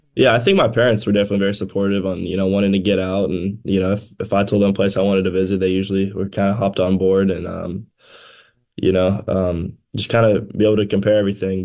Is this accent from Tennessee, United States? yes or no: yes; Tennessee, United States; my home state